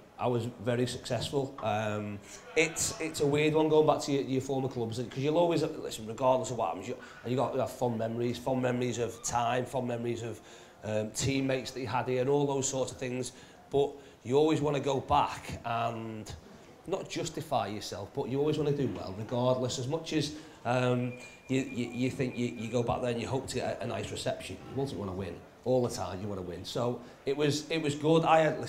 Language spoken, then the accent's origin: English; Chester, North West England, United Kingdom; I was born in Chester